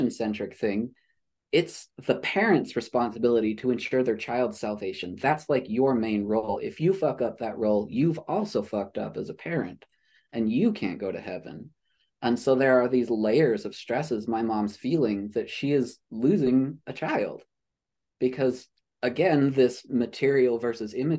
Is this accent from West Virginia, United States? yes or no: no; Utah, United States; I was born and raised in Utah